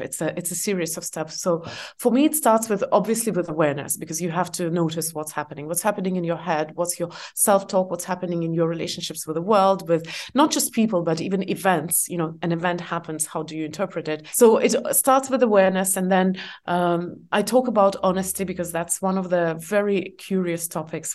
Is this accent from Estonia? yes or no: yes; Estonia; English is a second language; moved away as an adult; also born or lived in Asia; I'm from Estonia.